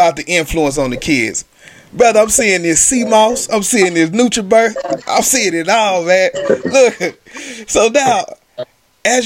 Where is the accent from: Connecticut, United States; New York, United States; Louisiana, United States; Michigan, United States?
Louisiana, United States; Shreveport; I'm from Shreveport, Louisiana